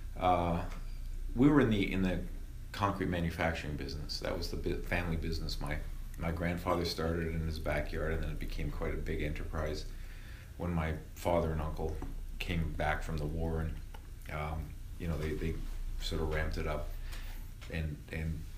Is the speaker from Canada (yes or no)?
yes; Niagara, Ontario, Canada; I grew up here in Niagara